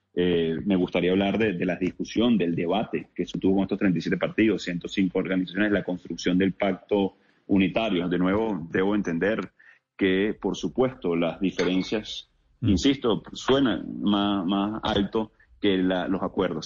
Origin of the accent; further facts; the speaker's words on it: Venezuela; Estamos luchando en Venezuela